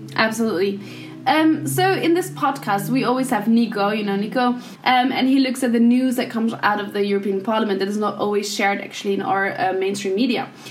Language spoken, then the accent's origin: English; the East, eastern Netherlands, Netherlands; I'm from the East